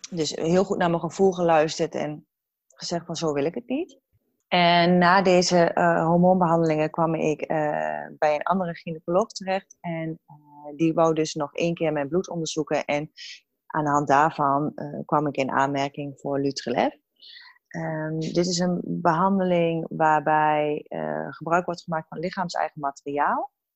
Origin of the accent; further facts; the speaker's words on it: Hengelo, Overijssel, Netherlands; now in Heerenveen, Netherlands; oorspronkelijk kom ik uit Hengelo, want ik ben een echte ras, echte tukker.